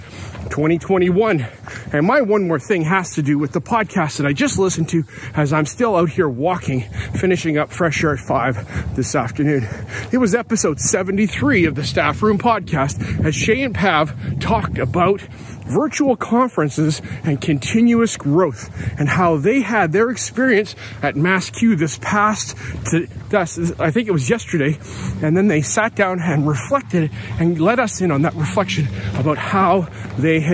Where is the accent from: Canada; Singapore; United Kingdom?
Canada; I'm a Canadian. I'm here in British Columbia.